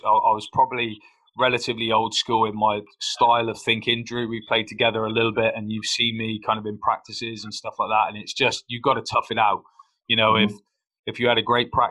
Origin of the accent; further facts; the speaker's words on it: Plymouth, South West England, United Kingdom; My failure came in my hometown